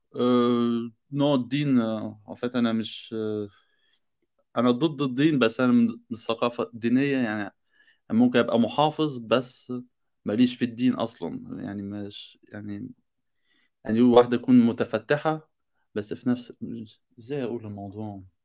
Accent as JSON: {"language": "Arabic", "country": "Egypt", "moved": "yes", "lives_now": "France", "said": "انا مصري"}